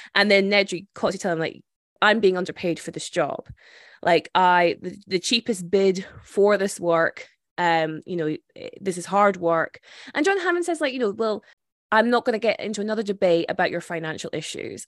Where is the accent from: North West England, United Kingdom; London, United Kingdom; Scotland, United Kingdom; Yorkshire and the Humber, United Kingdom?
Scotland, United Kingdom; as a Scottish person